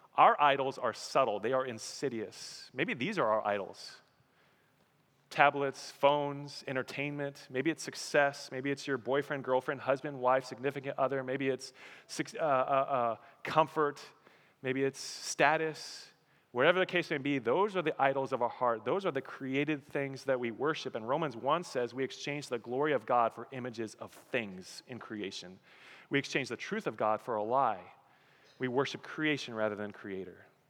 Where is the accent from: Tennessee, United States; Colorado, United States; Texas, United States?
Colorado, United States; moved away; I'm from Colorado, I miss mountains